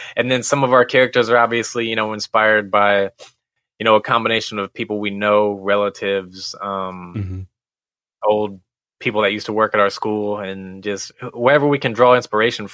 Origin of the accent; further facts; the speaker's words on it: Missouri, United States; we're originally from Missouri. Yes. And we grew up like an hour and a half west of St. Louis, small town